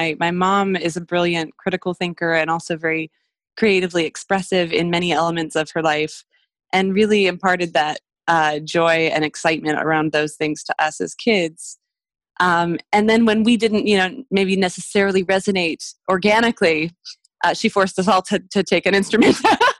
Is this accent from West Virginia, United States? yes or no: no; Montana, United States; also born or lived in Mexico; But I'm one of seven kids. I grew up in Montana. I lived in Mexico until I was six because that's where my dad went to school.